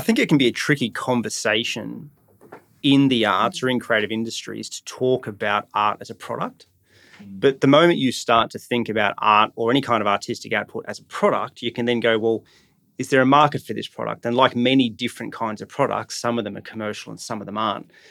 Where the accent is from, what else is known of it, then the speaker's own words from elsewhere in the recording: Brisbane, Queensland, Australia; growing up in Brisbane, my, my, um, you know, I don't come from an artistic background, but I was involved in sport as a, as a kid